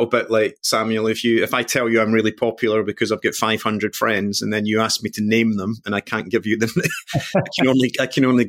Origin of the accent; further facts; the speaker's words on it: Glasgow, Scotland, United Kingdom; I am Scottish born and bred, coming from Glasgow